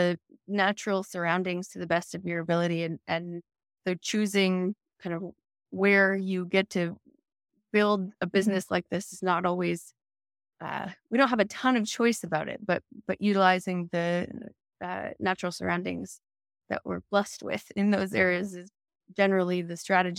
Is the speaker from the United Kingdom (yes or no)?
no; South Africa; We're straight South African.